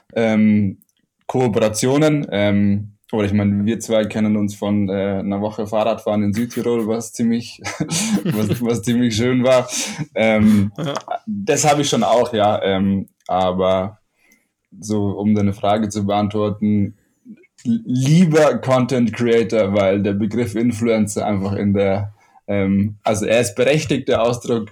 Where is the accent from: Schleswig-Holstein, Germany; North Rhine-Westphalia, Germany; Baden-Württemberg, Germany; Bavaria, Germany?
Bavaria, Germany; Ammersee; also born or lived in Munich; bin in München geboren und am Ammersee aufgewachsen